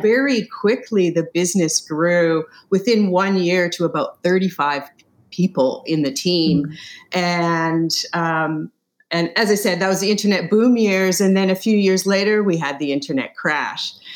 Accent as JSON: {"language": "English", "country": "Canada", "said": "I'm from Canada"}